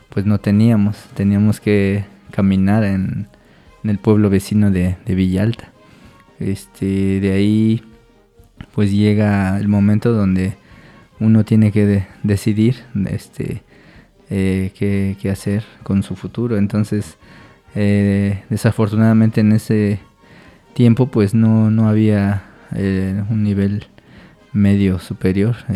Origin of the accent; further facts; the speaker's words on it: Mexico City, Mexico; born there; nací en el año del 84 en la Ciudad de, México, que es donde radicaban mis, mis papás, porque pues al igual que todos, este, alguna vez tuvieron que emigrar.